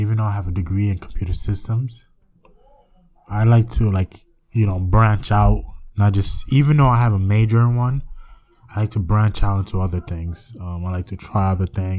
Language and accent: English; New York, United States; I'm from the United States, New York